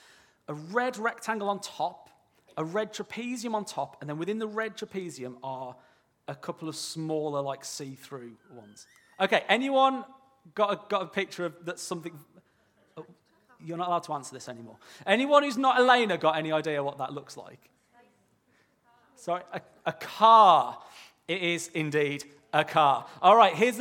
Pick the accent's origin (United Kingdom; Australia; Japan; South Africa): United Kingdom; near Birmingham, West Midlands; I am from near Birmingham, all right? So I apologise if I sort of slip into some unintelligible language. I'm not speaking in tongues, all right? It's just my accent.